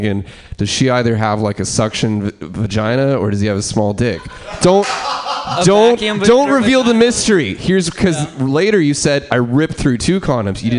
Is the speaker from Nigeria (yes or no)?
no; El Dorado Hills, California, United States; growing up in El Dorado Hills, a very white, suburbanite